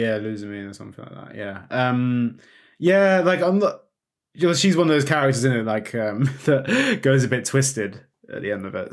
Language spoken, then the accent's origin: English; United Kingdom; we're British